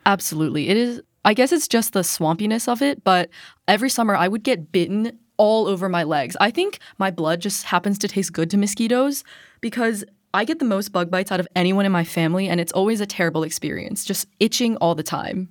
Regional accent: Baltimore, Maryland, United States; I am from Baltimore, so I grew up in Maryland

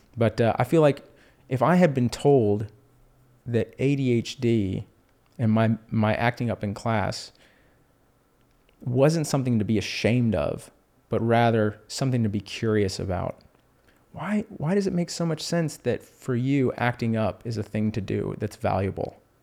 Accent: Houston, Texas, United States; also born or lived in Austin, Texas; I grew up in Houston.

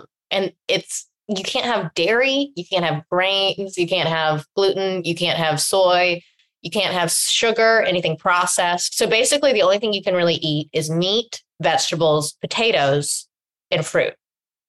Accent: Orlando, Florida, United States; I'm from Orlando.

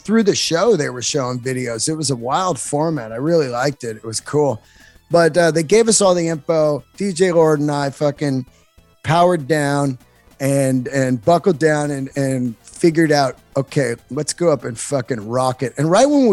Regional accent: Bay Area, California, United States; now in Los Angeles, United States; I grew up in the Bay Area

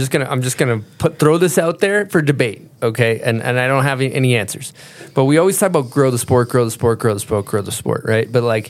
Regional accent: Massachusetts, United States; that's what I grew up riding in Massachusetts. Tiny little ski ward.

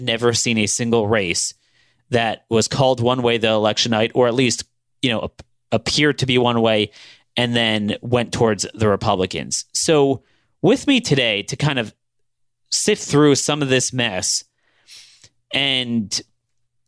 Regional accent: Baltimore County, Maryland, United States; My home state of Baltimore County, a million residents

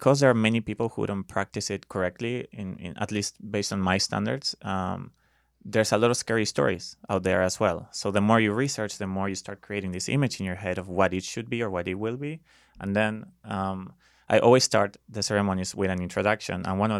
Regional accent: Buenos Aires, Argentina; English is a second language; moved away as an adult; now in United States; So, I lived there until I was 23. And then eventually, 10 years ago, I moved here because of a woman.

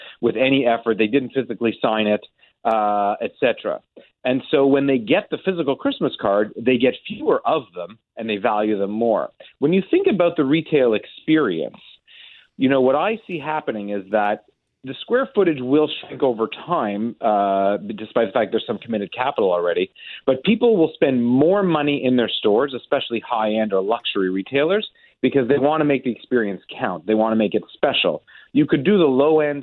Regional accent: Montreal, Quebec, Canada; I grew up in Montreal

